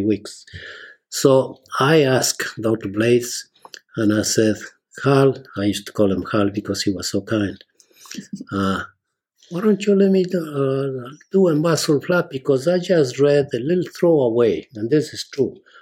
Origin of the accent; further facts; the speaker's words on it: Ambato, Tungurahua, Ecuador; moved away as an adult; now in United States; I am originally from Ecuador, South America, a small town called Ambato, which is south of Quito, the capital. I went to grammar school and high school